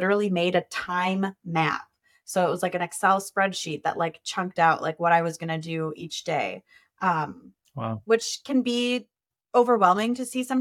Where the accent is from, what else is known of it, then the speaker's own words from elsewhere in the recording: Minnesota, United States; I am a Minnesotan.